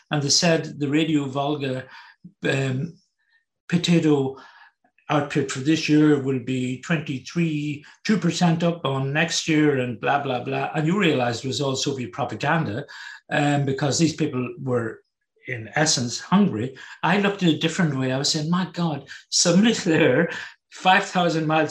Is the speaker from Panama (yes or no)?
no; Northern Ireland, United Kingdom; moved away; also born or lived in Germany / Berlin; growing up in Northern Ireland, I had the whole, I suppose, background of the Troubles. We grew up with it